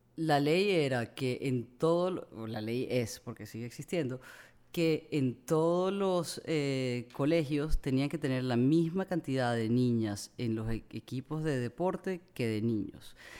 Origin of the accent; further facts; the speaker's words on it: Amazonas, Venezuela; yo crecí en el Amazonas